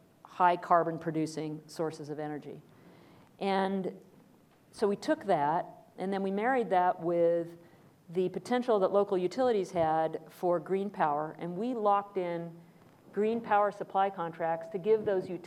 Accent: Washington, United States; my home state of Washington

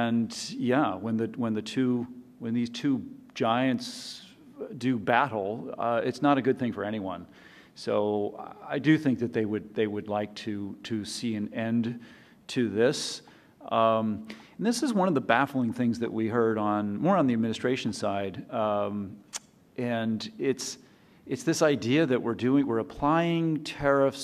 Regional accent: California, United States; now in Shanghai, China; I'm from California.

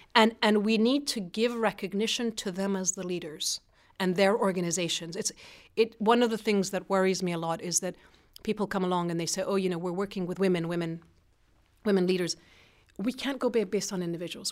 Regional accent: Iran; moved away; I grew up in Iran at an American school, international school

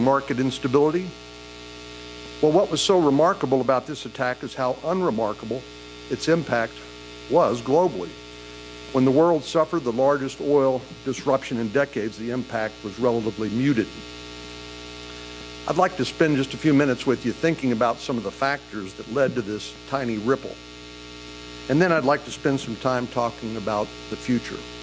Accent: Texas, United States; I'm from Texas

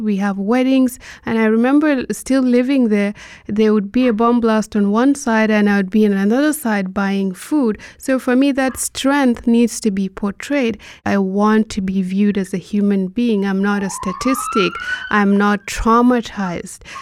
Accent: Nigeria; As a Nigerian

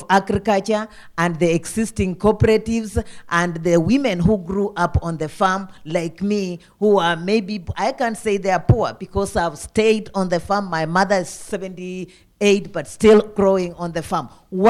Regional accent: Kakamega, Kakamega County, Kenya; moved away as an adult; now in Washington, D.C., United States; I come from Kenya, and not only Kenya, from Western Kenya.

